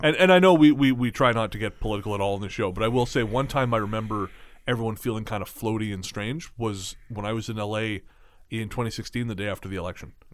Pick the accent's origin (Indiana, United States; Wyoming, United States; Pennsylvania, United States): Wyoming, United States; Yellowstone; moved away; growing up in Yellowstone